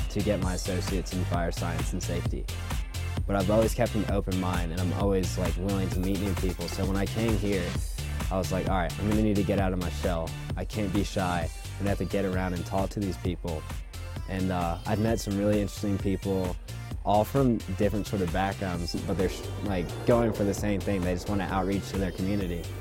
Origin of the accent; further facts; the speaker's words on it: McDonough, Georgia, United States; I'm from McDonough, Georgia and I go to Gordon College